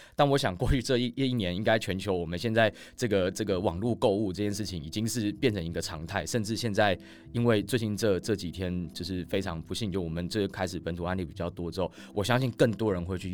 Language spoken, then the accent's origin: Chinese; Taiwan; 我在台湾土生土长啊，那我之前大学的时候是在清华，那我毕业那年其实就是二零一一年